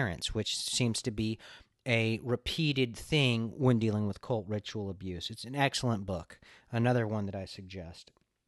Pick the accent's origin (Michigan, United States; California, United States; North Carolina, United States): California, United States; Los Angeles; I mean, I grew up in LA in the Hollywood area, and it's just always centered around weird shit, right?